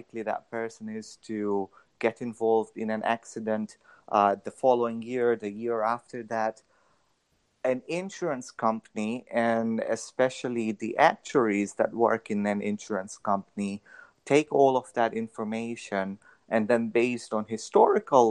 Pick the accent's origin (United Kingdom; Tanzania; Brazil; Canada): Tanzania; moved away as an adult; now in United States; I'm originally from Tanzania. I did my through to high school over there, and then I came to the U.S. for college.